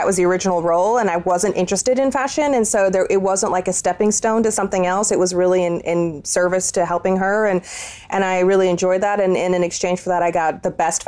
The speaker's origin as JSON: {"language": "English", "town": "San Francisco", "region": "California", "country": "United States", "tie": "born or raised there", "also_born_or_lived": "Milan", "said": "I grew up in California, born and raised California girl in San Francisco"}